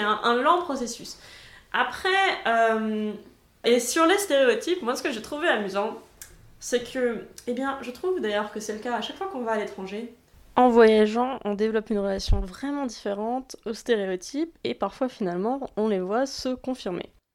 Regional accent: France; also born or lived in Germany (former East Germany); now in Munich, Germany; je reçois tout le temps des compliments sur mon accent au supermarché, typiquement la caissière très fière d'avoir deviné que j'étais française

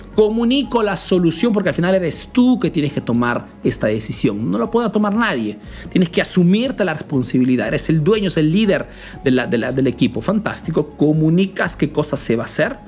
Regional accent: Peru; now in Italy

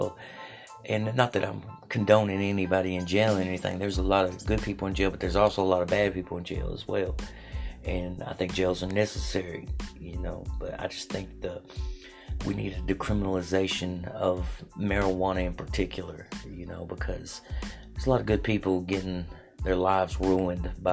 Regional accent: Jefferson City, Tennessee, United States; I'm from Jefferson City, Tennessee.

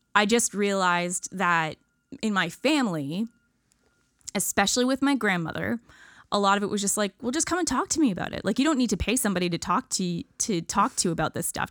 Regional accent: Ontario, Canada; moved away as an adult; now in Nova Scotia, Canada; I'm a from awayer. I'm from Ontario

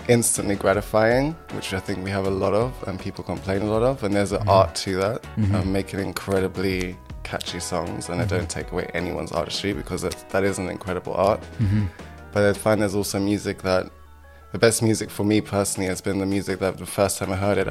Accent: Germany; now in United Kingdom; I was born in Germany. Mm-hmm. And this was in the 90s in Germany. So we had to kind of give a context of like the social environment that I grew up in a small town in Germany.

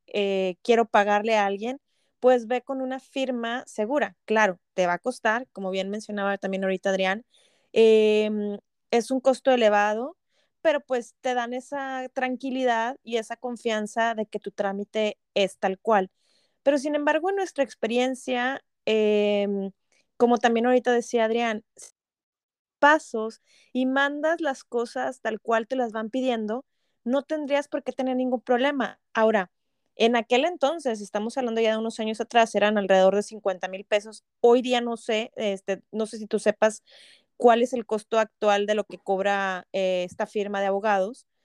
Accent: Mexico; moved away as an adult; now in Canada; a nosotros como mexicanos

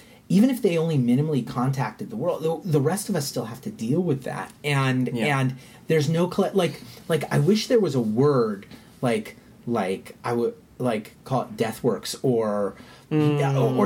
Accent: United States; I grew up in the United States, and my parents are, like, second, third generation U.S. citizens

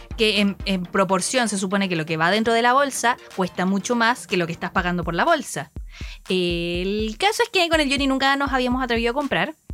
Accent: Chile; now in Japan; somos chilenos, latinoamericanos

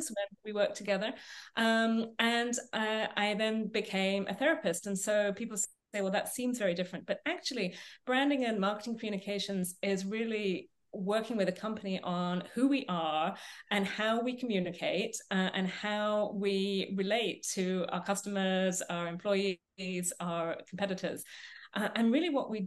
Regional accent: England, United Kingdom; moved away as an adult; also born or lived in Minnesota, United States; now in British Columbia, Canada; You can probably tell from my accent, I was born and raised in England

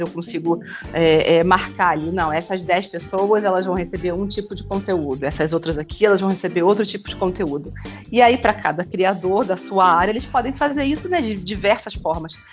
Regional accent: Rio de Janeiro, Brazil; eu sou mãe, sou escritora, sou carioca

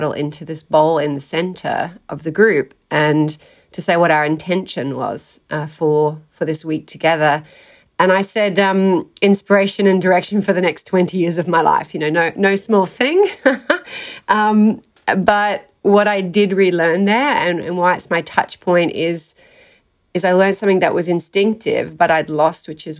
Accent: South Australia, Australia; I grew up in South Australia, started out in a country town.

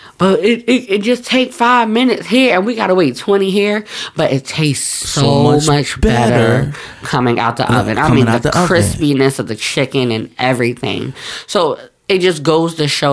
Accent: New Jersey, United States; also born or lived in New York; I'm from North Jersey

